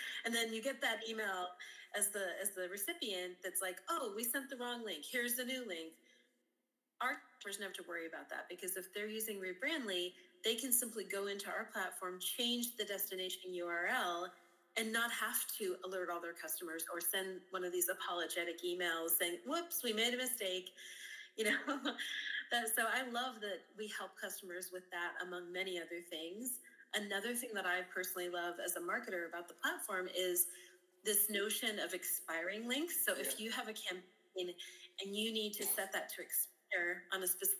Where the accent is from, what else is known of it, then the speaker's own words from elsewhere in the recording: Mason City, Illinois, United States; I'm originally from Illinois, a very small rural town called Mason City, Illinois, in the United States